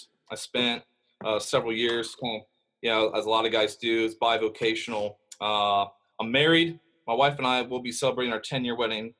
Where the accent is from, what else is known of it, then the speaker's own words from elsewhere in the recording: Ohio, United States; I'm from Ohio.